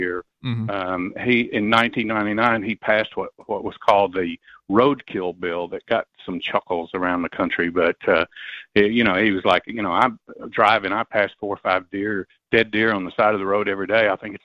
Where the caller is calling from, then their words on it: Knoxville, Tennessee, United States; I'm calling from Knoxville, Tennessee